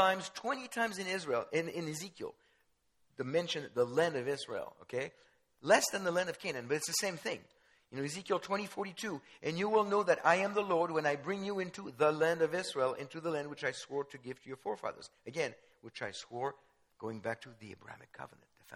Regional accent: France; I was born in France. Jewish parents

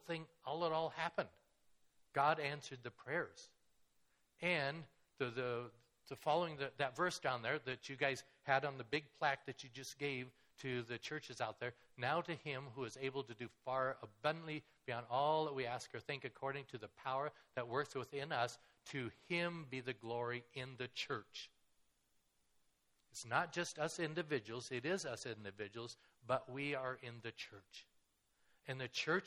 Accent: Kettle Falls, Washington, United States; moved away as an adult; also born or lived in Macau; I grew up in Kettle Falls.

